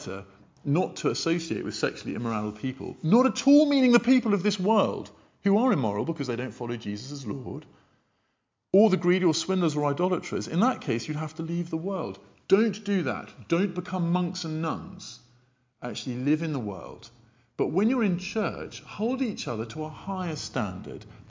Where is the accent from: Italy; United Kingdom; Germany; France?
United Kingdom; we're British